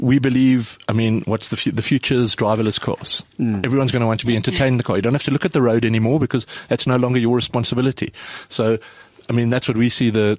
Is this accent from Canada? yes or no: no; South Africa; We're from South Africa. You know, we all grew up in Cape Town, Joburg, Durban, whatever.